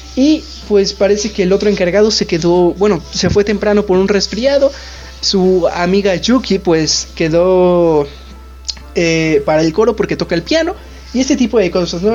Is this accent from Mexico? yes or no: yes; Mexico; nosotros somos de México